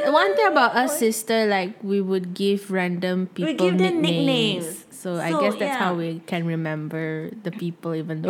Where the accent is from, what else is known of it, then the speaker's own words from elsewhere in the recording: Malaysia; We're not a pure Malaysian.